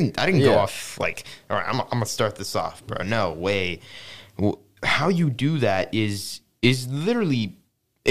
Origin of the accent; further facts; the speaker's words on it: San Francisco, California, United States; now in Saudi Arabia; I am from San Francisco, California